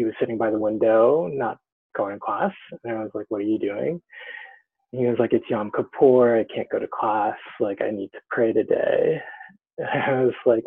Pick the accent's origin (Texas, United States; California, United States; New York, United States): New York, United States; New York City; also born or lived in New Hampshire; I grew up in New York